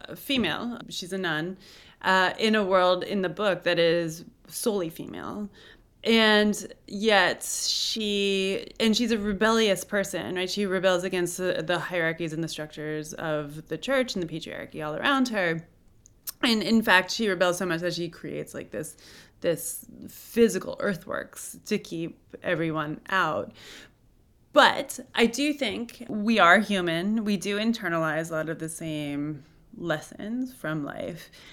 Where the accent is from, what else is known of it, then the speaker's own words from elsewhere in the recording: Cooperstown, New York, United States; I'm from Cooperstown, New York.